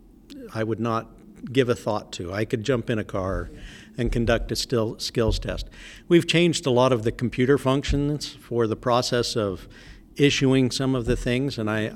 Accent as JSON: {"language": "English", "region": "Utah", "country": "United States", "tie": "born or raised there", "also_born_or_lived": "Texas", "said": "I was actually born in Texas, but I was raised in Utah. I was from a military family, so yeah."}